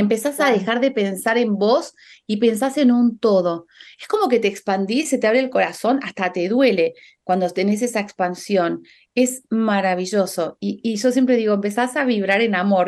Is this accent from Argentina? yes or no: yes; Argentina; now in Spain; yo como argentina, que estoy viviendo en España